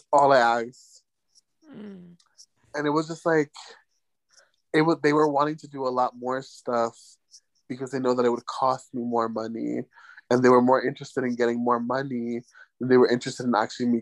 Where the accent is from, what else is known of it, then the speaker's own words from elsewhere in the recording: United States; now in Mexico; as an American